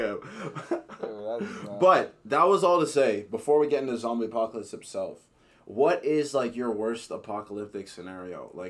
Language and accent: English; Canada; Dude, I'm Canadian.